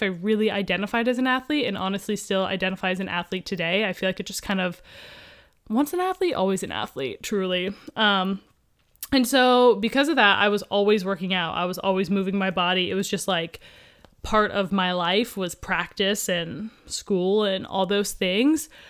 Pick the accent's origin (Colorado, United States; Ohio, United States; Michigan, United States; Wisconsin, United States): Ohio, United States; Columbus; now in Southern California, United States; I grew up in Columbus, Ohio